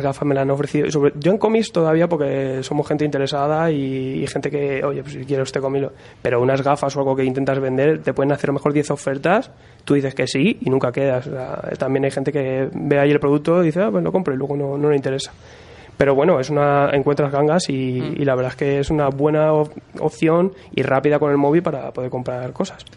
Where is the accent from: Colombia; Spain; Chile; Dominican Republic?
Spain; Madrid, Community of Madrid; somos de Madrid.